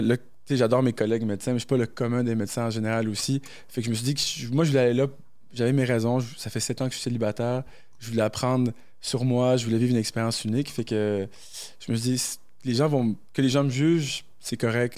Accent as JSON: {"language": "French", "region": "New Brunswick", "country": "Canada", "tie": "born or raised there", "also_born_or_lived": "Morocco", "moved": "as an adult", "lives_now": "Quebec City, Canada", "said": "je suis né au Maroc, grandi au Brunswick, puis depuis l'âge de 19 ans, je suis à Québec"}